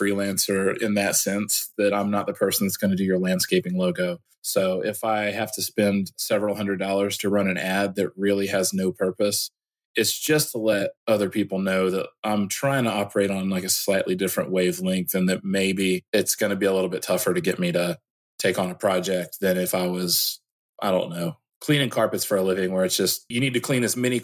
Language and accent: English; Illinois, United States; now in Georgia, United States; I am originally from Illinois and I moved to Georgia in 1998. And so I've lived down here for most of my life.